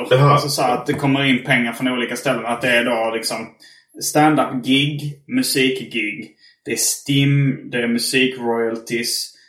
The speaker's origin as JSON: {"language": "Swedish", "country": "Sweden", "said": "jag var från Sverige"}